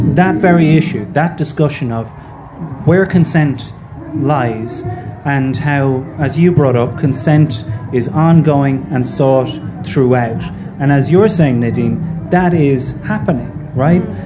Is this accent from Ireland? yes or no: yes; Ireland; a young man growing up in Ireland